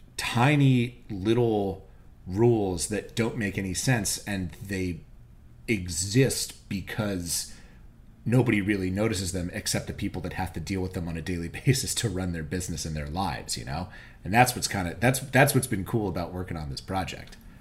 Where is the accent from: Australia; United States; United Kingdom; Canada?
United States; Virginia; I grew up in Virginia. I went to college in Virginia.